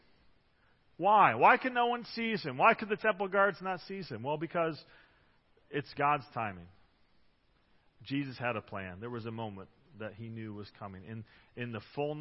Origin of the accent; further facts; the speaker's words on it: Detroit, Michigan, United States; now in Grand Rapids, United States; I'm the Detroit area.